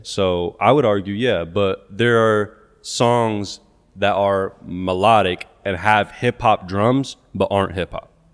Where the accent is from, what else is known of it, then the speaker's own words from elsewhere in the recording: Topeka, Kansas, United States; I'm from Topeka, Kansas.